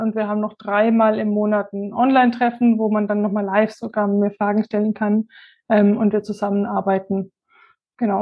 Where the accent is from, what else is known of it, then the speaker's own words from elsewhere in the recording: near Würzburg, Bavaria, Germany; Ich komme aus der Nähe von Würzburg.